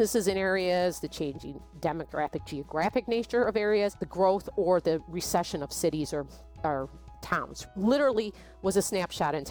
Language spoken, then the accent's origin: English; Chicago, Illinois, United States; moved away; also born or lived in Texas; I grew up in Chicago